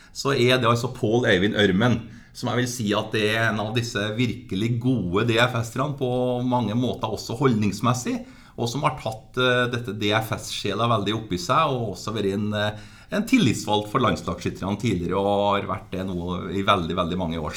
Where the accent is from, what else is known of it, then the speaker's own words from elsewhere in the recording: Steinkjer, Trøndelag, Norway; accent: Trønder; der jeg vokste opp, eh, i Steinkjer kommune